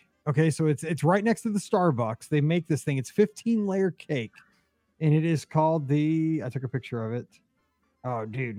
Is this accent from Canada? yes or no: no; Missouri, United States; I'm from Missouri, dude.